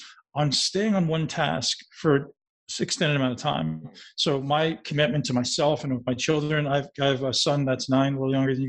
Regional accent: Toronto, Ontario, Canada; I lived in a big city. I grew up in Toronto. I was riding the bus.

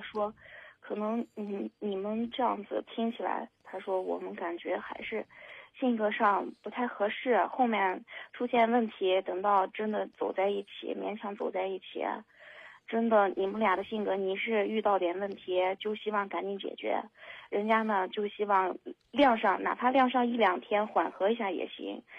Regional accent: Henan, China; moved away as an adult; now in Xinjiang, China; 我是河南人，但是我在新疆工作，也就是离家特别远

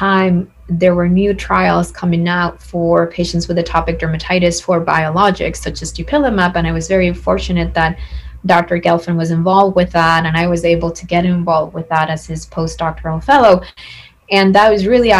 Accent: San Juan, Puerto Rico; I am originally from San Juan, Puerto Rico. That's where I was born and raised

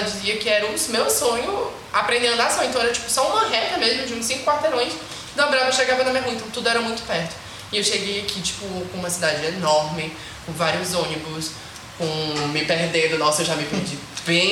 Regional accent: Bacuri, Maranhão, Brazil; eu vim do Bacuri, que querendo ou não é um bairro emergente

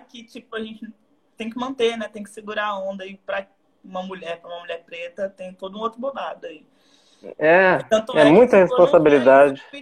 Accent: Rio de Janeiro, Brazil; Eu falei, ih, garoto, eu aí me respeita, que eu sou cria da RJ.

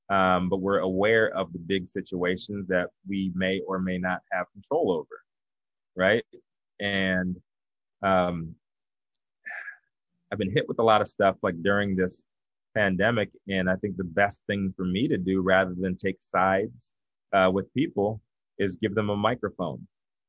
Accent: the South, United States; I'm from the South, man. I don't believe that.

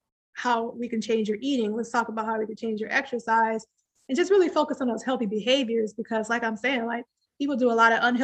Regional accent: Midwest, United States; growing up in the Midwest

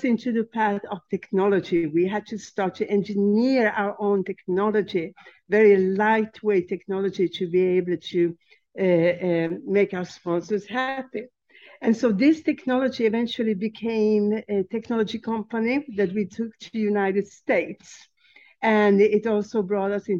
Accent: Sweden; also born or lived in Czechoslovakia; which forced my mother to flee the country with myself and my kid brother. So she took us to Sweden

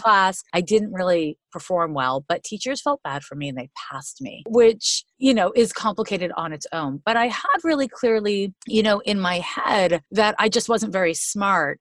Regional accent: Montreal, Quebec, Canada; moved away as an adult; now in United States; I'm from Montreal, Quebec. I've been in the US for like 25 years

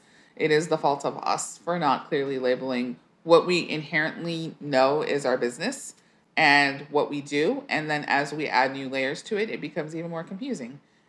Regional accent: El Paso, Texas, United States; So my dad played high school basketball. And so it's a big basketball place in the Southwest in particular there.

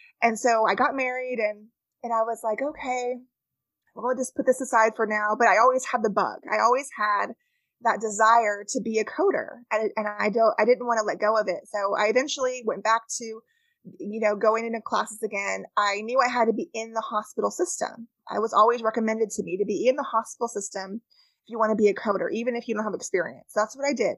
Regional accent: California, United States; moved away; I am from California originally, and that's where I grew up.

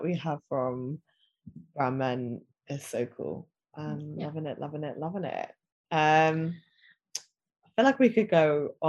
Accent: United Kingdom; they share like my British Asian culture, because that is a part of me, isn't it? Like I've got British passport, I'm British Indi

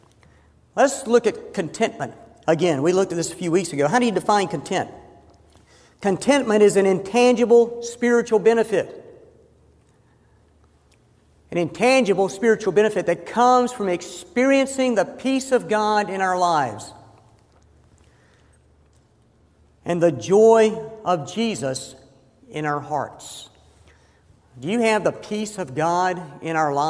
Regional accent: Georgia, United States; moved away as an adult; also born or lived in Fort Worth, Texas / Indianapolis, Indiana; this Georgia boy doing up here in all these northern cities?

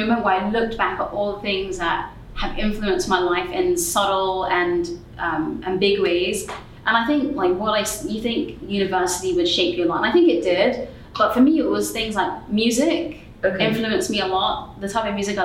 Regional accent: London, United Kingdom; now in United States; growing up in London, and then I moved from London to the States.

